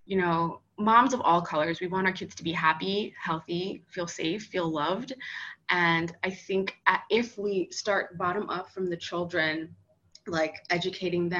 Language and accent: English; New York, United States; now in South Florida, United States; I'm from New York. I now live in South Florida